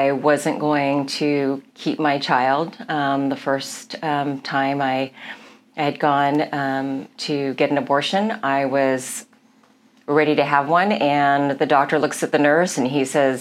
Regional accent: Milpitas, California, United States; also born or lived in Daly City, California; I grew up in Milpitas, which was a very small town.

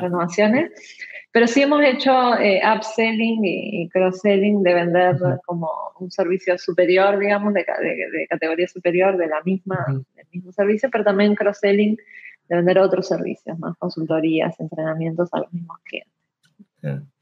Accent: Uruguay; yo soy uruguaya, estudié en Uruguay

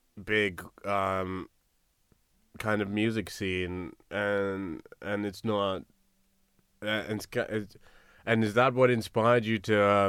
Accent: Kenya; I'm from Kenya

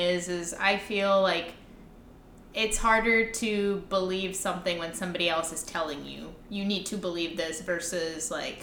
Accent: Houston, Texas, United States; I actually was born in Houston, Texas, and I'm from Houston, Texas.

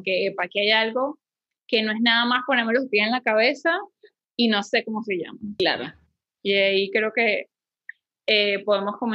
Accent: Venezuela; now in Panama; soy de Venezuela y cuando llegué a Panamá

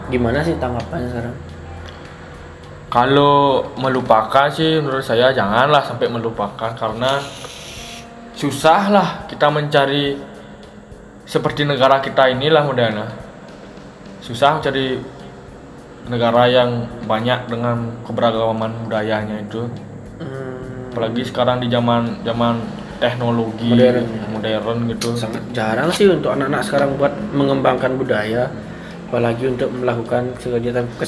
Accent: Aceh, Indonesia; saya Aceh.

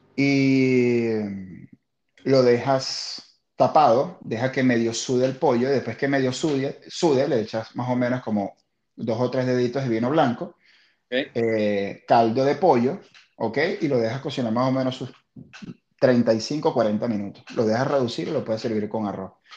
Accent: Venezuela; la venezolana, obviamente, que es la de mi tierra la que amo con locura

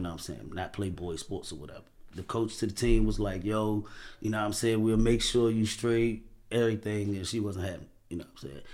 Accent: Washington, District of Columbia, United States; I'm from Washington, D C

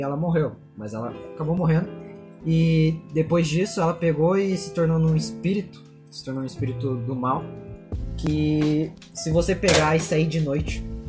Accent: South Region, Brazil; a gente é, né, tipo, sulista de capital, de, é, cidade grande

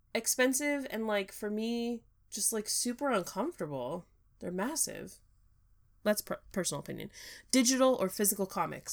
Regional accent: California, United States; moved away; I'm from California

